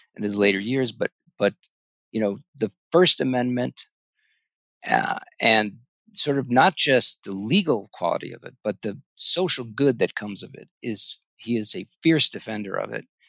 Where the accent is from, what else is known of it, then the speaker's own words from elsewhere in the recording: Ithaca, New York, United States; I grew up in Ithaca, New York